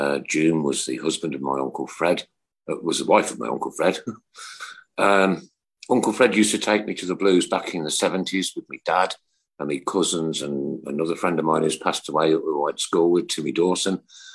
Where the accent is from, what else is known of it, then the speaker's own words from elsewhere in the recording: Uttoxeter, West Midlands, United Kingdom; Oh, right, I'm from Uttoxeter, so I'm just up the road.